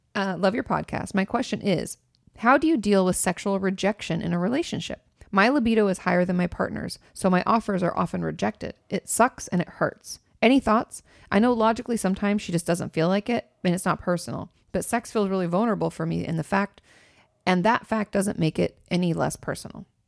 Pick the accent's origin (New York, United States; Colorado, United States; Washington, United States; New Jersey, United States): Washington, United States; near Vancouver; now in Los Angeles, United States; I grew up not too far from Vancouver, so that's, like, right in my neck of the woods